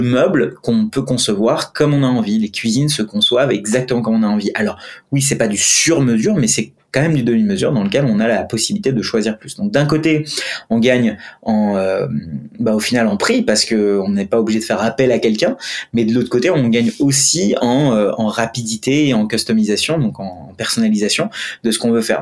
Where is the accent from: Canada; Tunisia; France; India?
India; moved away; je suis indien. Et quand je suis, bon, j'ai grandi en Inde